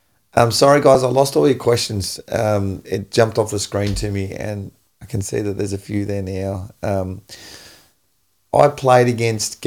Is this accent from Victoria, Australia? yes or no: no; Tasmania, Australia; moved away; also born or lived in Melbourne; I came from Tassie